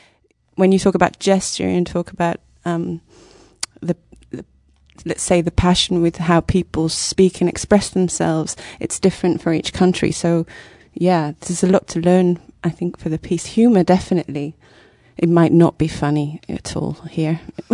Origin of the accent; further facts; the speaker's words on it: United Kingdom; I'm from Britain